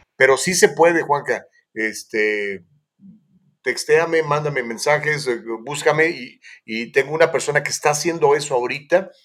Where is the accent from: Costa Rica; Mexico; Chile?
Mexico; soy un prieto mexicano